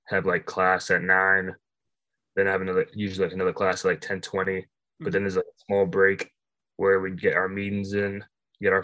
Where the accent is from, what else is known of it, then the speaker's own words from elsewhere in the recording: Lowell, Massachusetts, United States; I'm from Lowell, Mass.